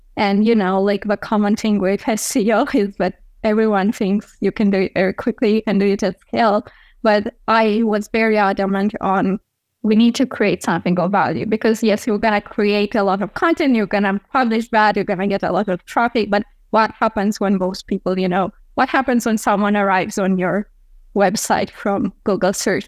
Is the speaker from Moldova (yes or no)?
yes; Chisinau, Moldova; here in my my hometown of Chisinau, Moldova